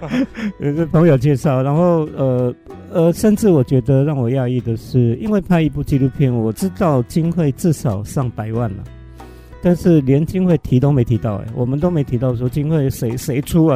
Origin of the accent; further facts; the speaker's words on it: Hualien County, Taiwan; 花莲土生土长的